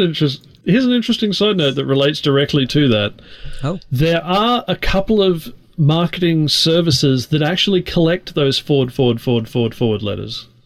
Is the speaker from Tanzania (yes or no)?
no; Australia; I'm an Australian